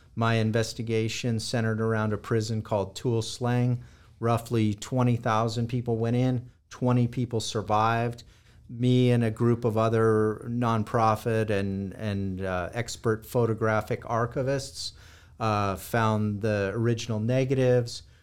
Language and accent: English; Los Angeles, California, United States; I was born and raised in Los Angeles, California.